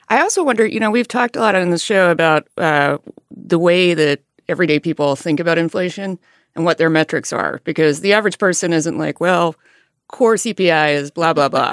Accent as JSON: {"language": "English", "region": "Alabama", "country": "United States", "tie": "born or raised there", "moved": "yes", "said": "I grew up in a rural area in Alabama"}